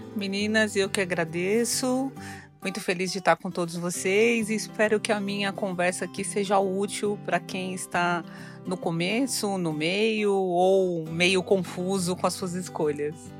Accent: São Paulo, Brazil; also born or lived in Ribeirão Preto; Eu sou nascida em São Paulo, mas é, meus pais mudaram para Ribeirão Preto quando eu estava na sétima série.

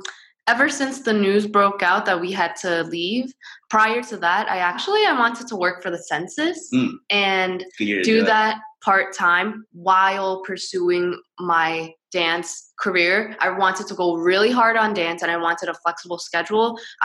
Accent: New York, United States; moved away; I'm originally from New York

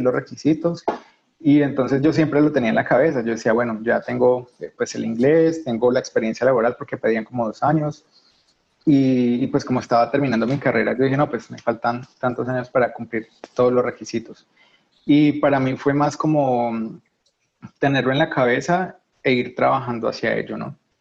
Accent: Colombia; moved away as an adult; now in Germany; soy colombiano

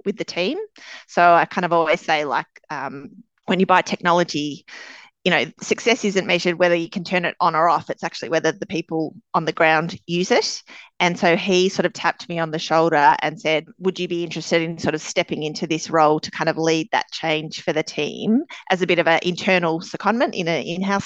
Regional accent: Melbourne, Victoria, Australia; Melbourne, born and bred. I spent my schooling and university days here

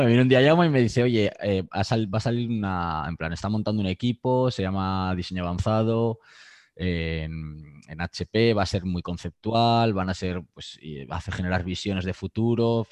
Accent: Aranda de Duero, Castile and León, Spain; moved away as an adult; also born or lived in Madrid / Mexico; now in Barcelona, Spain; Yo soy de, yo soy de Burgos, de un pueblo de Aranda de Duero.

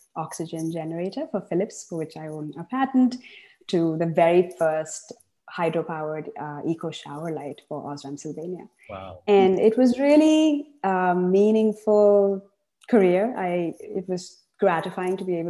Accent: Chennai, Tamil Nadu, India; moved away as an adult; also born or lived in United States; now in Seattle, United States; I grew up in Chennai, in the south of India

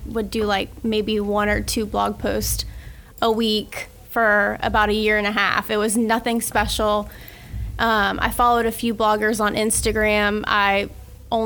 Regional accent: Keystone Heights, Florida, United States; I grew up in Keystone Heights. I'm still there.

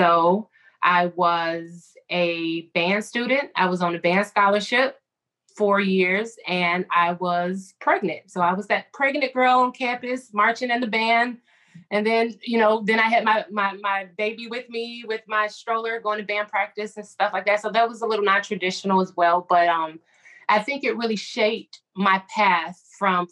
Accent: Chicago, Illinois, United States; I'm from Chicago

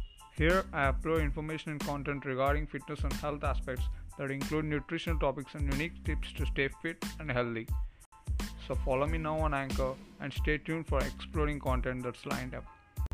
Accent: India; from India

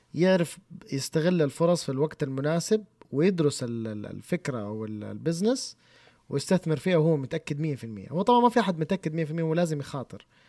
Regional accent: Saudi Arabia; عندنا في السعوديه

